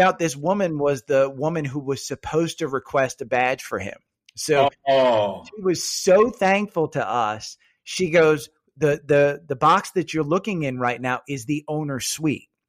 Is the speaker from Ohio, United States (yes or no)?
no; New Jersey, United States; I'm from Jersey